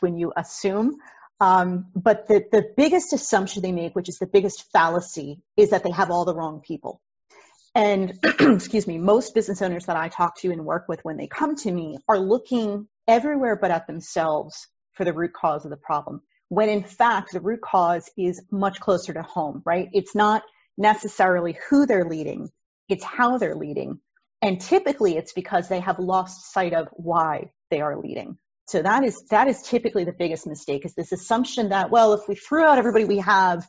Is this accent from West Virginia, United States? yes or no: no; New Jersey, United States; I am a Jersey girl, lifelong, born and raised in New Jersey.